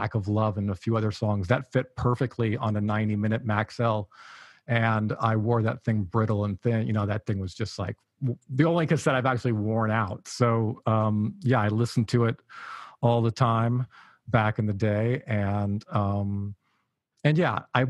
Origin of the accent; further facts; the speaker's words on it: Stockton, California, United States; also born or lived in Sacramento, California; growing up in Sacramento and Stockton, California